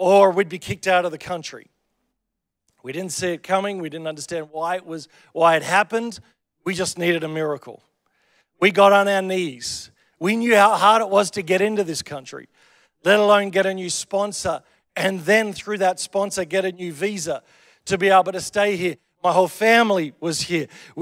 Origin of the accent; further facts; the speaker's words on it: Australia; I'm Australian